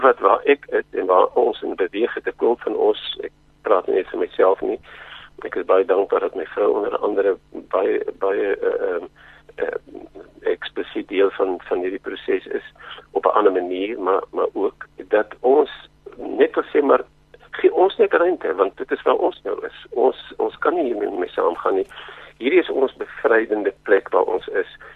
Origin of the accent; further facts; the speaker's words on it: Zimbabwe; moved away; toe ons groot geword het in Rhodesia